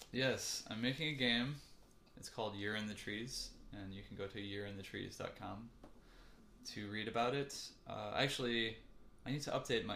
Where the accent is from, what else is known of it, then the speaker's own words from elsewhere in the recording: Ann Arbor, Michigan, United States; now in Chicago, United States; home is Ann Arbor, Michigan, mm-hmm. uh, which is weird. Well, I was born in Chicago and I spent half my life here. Then I spent like my teenage years in Ann Arbor, so I feel kind of more like I grew up there